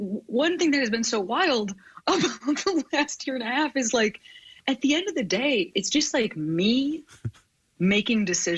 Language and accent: English; Chicago, Illinois, United States; now in Los Angeles, United States; I am from the Midwest.